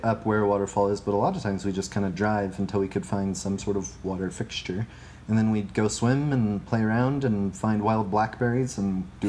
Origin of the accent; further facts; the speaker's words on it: Medford, Oregon, United States; moved away as an adult; also born or lived in Washington / Ohio; Medford, Oregon, which is where I'm from.